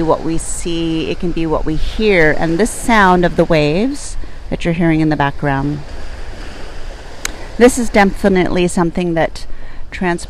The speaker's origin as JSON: {"language": "English", "town": "Port Angeles", "region": "Washington", "country": "United States", "tie": "born or raised there", "moved": "yes", "lives_now": "San Francisco Bay Area, United States", "said": "my hometown where I grew up as a child"}